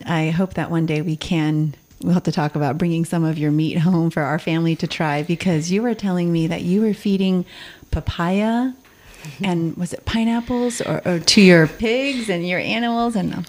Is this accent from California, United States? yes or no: yes; California, United States; now in Tennessee, United States; We're from California